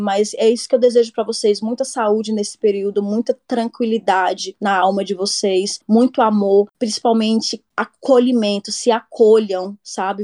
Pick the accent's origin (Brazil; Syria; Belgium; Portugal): Brazil; Brasília, Federal District; moved away as an adult; now in Gothenburg, Sweden; sou natural de Brasília, moro aqui na Suécia, na cidade de Gutemburgo